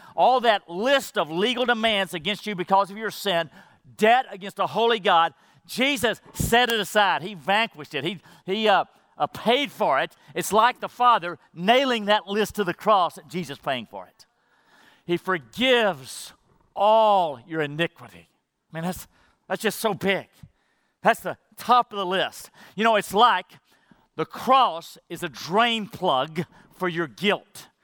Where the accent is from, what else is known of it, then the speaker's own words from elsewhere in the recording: Madisonville, Texas, United States; I grew up in Madisonville, Texas, where Buc-ee's is, small school